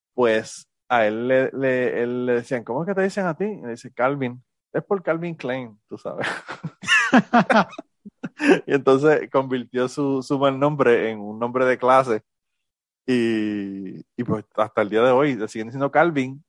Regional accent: Puerto Rico; now in United States; yo soy boricua en los Estados Unidos

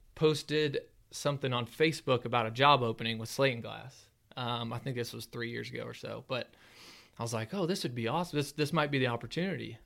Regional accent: Ozark, Missouri, United States; I'm from Ozark here, just south of Springfield

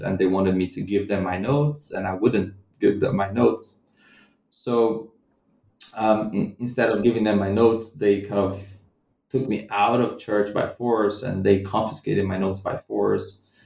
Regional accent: Brazilian Midwest, Central-West, Brazil; moved away as an adult; also born or lived in London / Scotland; I'm not from Rio either. So I'm not from Rio de Janeiro, the city where I did my field work. I come from a different part of the Brazilian Midwest

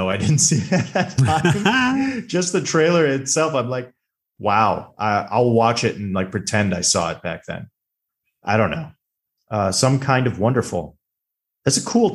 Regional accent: Chicago, Illinois, United States; I am from the Chicago area

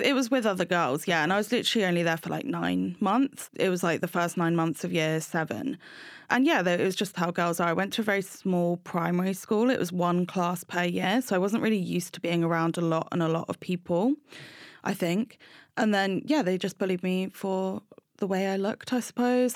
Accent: Brighton, South East England, United Kingdom; I grew up in Brighton with my mum and my two sisters

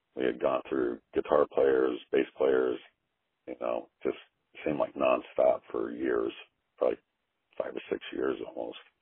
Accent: Taylorville, Illinois, United States; we're from Taylorville, Illinois.

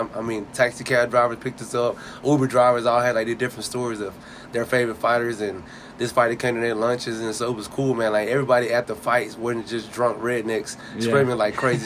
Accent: Fort Worth, Texas, United States; moved away as an adult; now in Fayetteville, United States; I'm from Fort Worth, Texas, originally born and raised, and I started boxing there

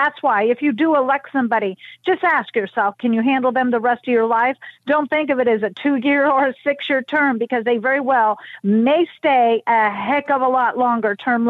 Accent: California, United States; I also will say, I come from California. My parents, I was raised here, and my parents are in California.

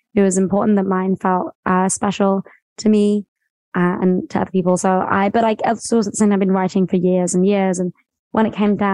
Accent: West Sussex, near Brighton, South East England, United Kingdom; I'm from like a really small town near Brighton, which is on the coast. And then I grew up for most of my life in, a very small town, sort of cows

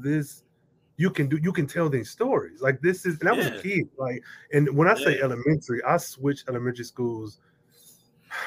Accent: Midwest, United States; I'm from the Midwest

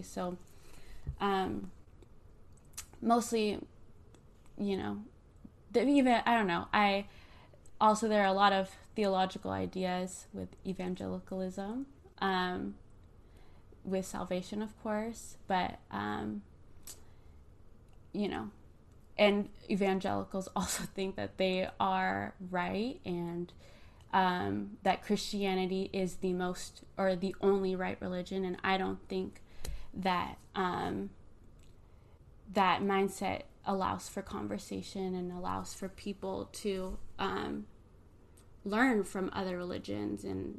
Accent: Philippines; now in United States; Yeah, I think as a Filipino worship leader, I think about the roots that I grew up with, which is the importance of hospitality

